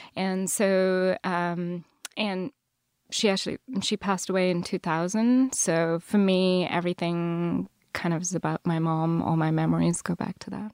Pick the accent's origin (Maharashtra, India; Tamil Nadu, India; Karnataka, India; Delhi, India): Tamil Nadu, India; Chennai; first language Telugu; English is a second language; moved away; Chennai, so southern India